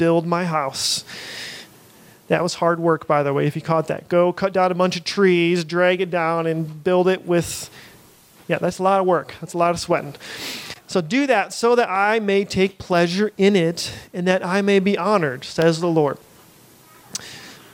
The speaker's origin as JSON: {"language": "English", "country": "United States", "said": "we're American"}